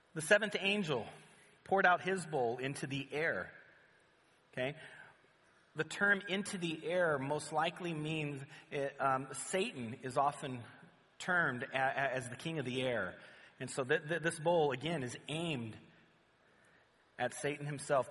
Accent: Southern California, United States; we're from Southern California

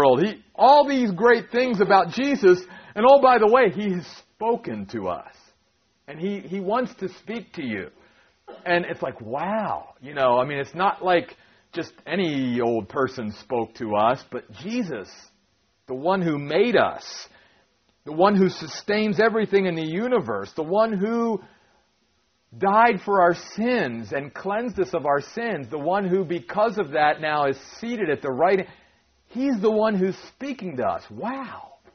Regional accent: Maryland, United States; moved away; my wife and I grew up in Maryland, okay, on the East Coast

